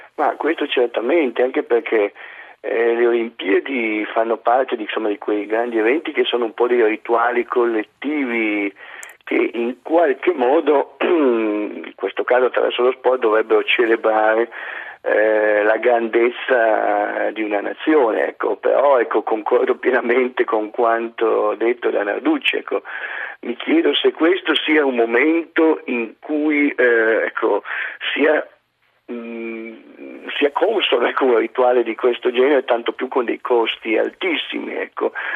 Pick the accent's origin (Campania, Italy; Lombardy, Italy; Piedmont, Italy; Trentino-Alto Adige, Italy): Piedmont, Italy; Turin; essendo io torinese